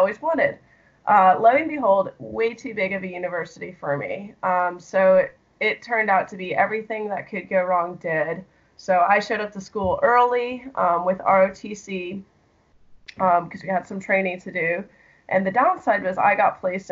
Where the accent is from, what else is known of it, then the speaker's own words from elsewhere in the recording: Chicago suburbs, Illinois, United States; I grew up in the Chicago suburbs